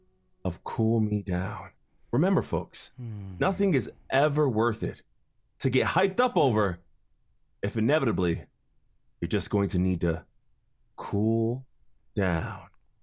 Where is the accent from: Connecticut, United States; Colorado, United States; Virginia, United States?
Connecticut, United States; Hartford; my hometown of Hartford, Connecticut